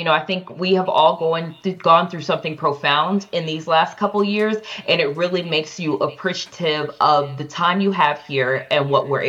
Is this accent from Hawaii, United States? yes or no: no; Cleveland, Ohio, United States; moved away as an adult; also born or lived in New York; I am from Cleveland, Ohio, born and raised. But I think that I really grew up in New York because that's where I first went out of college. So out of college, I moved from the suburbs in Cleveland, Ohio, and I moved to New York.